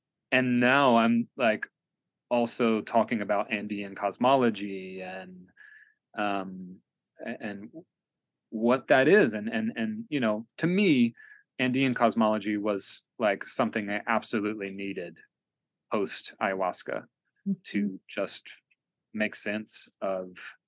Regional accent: Tennessee, United States; also born or lived in Kentucky / Knoxville / Atlanta / Asheville; So, you know, I'm born and raised in Appalachia. I grew up in a trailer park in Northeast Tennessee. My dad's from Southwest Virginia. I also lived in Kentucky, and I've lived in Knoxville and Atlanta and Asheville.

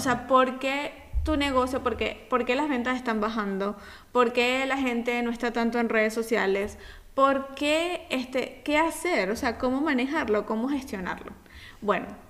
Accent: Venezuela; now in Italy; como buenos venezolanos que somos

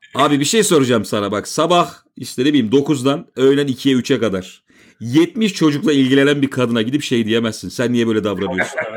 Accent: Istanbul, Turkey; also born or lived in Bostancı, Istanbul; ben zaten Maltepe'de doğdum, büyüdüm

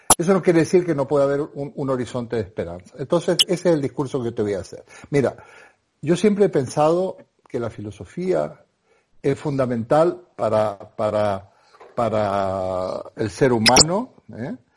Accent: Argentina; moved away as an adult; now in Spain; yo soy un argentino

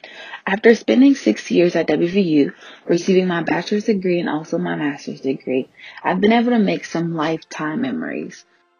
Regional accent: Farrell, Pennsylvania, United States; moved away; I'm originally from Farrell, Pennsylvania.

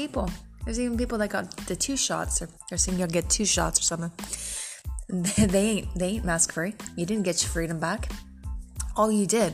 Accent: Canada; as a Canadian citizen myself

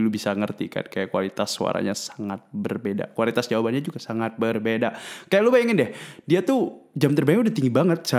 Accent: Bandung, West Java, Indonesia; so ya yeah, uh, gue dari Bandung uh, eh, gue dari kan teman gue

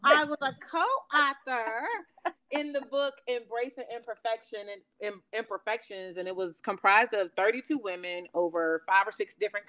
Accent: Elizabeth City, North Carolina, United States; in my hometown, in Elizabeth City, North Carolina.

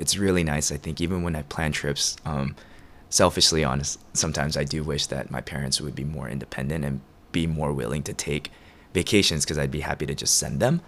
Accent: Atlanta, Georgia, United States; also born or lived in Korea; now in Chicago, United States; Atlanta's been kind of home for as long as I can remember

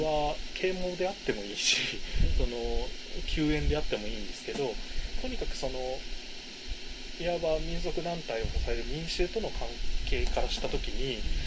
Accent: Kanagawa, Japan; 私が生まれ育った神奈川県

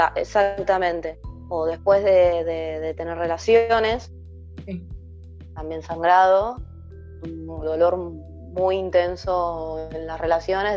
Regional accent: Argentina; soy de Argentina, en este momento vivo en, el Gran Buenos Aires, en Avellaneda.

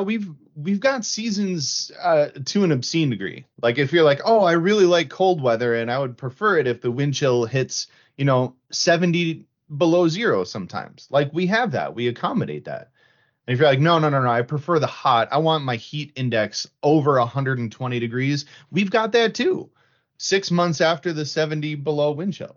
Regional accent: the Midwest, Minnesota, United States; I'm from the Midwest

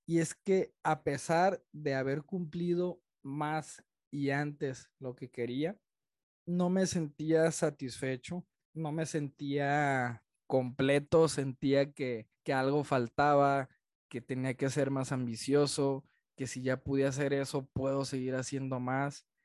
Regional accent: Culiacán, Sinaloa, Mexico; now in Guadalajara, Mexico; soy un arquitecto de Culiacán, Sinaloa, que vive en la ciudad de Guadalajara

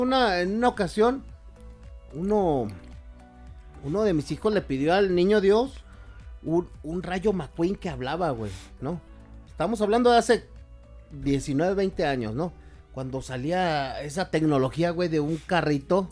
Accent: Mexico

